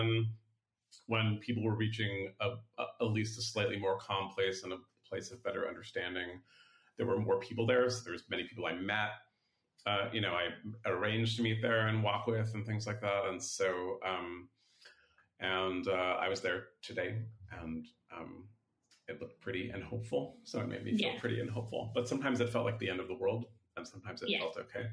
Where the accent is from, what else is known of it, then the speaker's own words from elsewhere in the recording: San Francisco, California, United States; I am born and raised in San Francisco